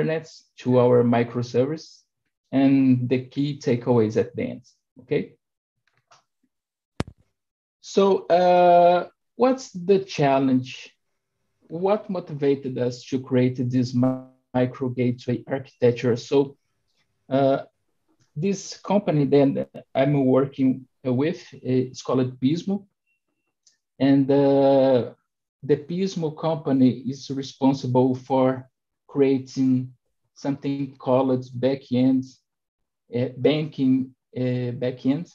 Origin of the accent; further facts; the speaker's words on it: Brazil; I'm from Brazil